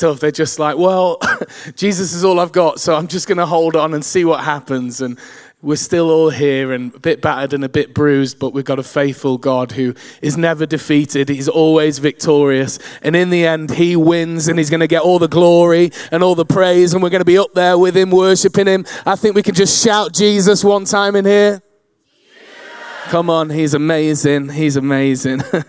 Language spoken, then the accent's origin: English; Manchester, North West England, United Kingdom; I grew up in Manchester